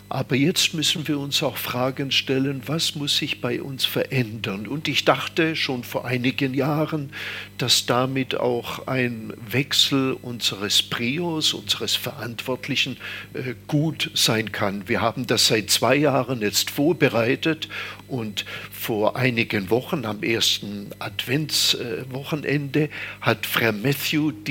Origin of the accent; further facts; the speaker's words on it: Stuttgart, Baden-Württemberg, Germany; moved away as an adult; now in Taizé, France; Ja, das war weit weg natürlich. Ich komme ja aus Stuttgart und das sind 500 Kilometer und es war äh, damals sehr weit weg.